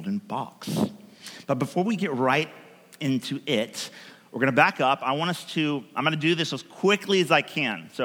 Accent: United States; also born or lived in Portland; we grew up in America

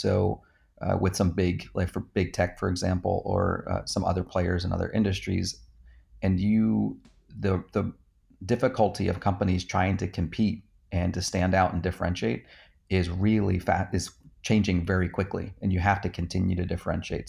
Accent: New Jersey, United States; I grew up in New Jersey

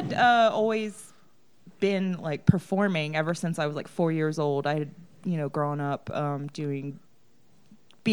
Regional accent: Cambridge, Maryland, United States; now in Albuquerque, United States; I came here from Maryland. I grew up in Cambridge, Maryland

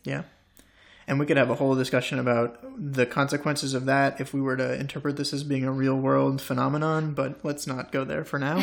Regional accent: United States; an American boy growing up in the States

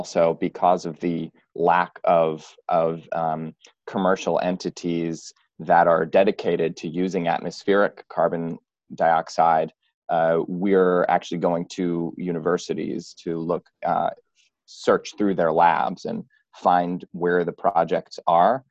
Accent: New York City, New York, United States; now in San Francisco, United States; I'm from New York and New York City, and moved to San Francisco

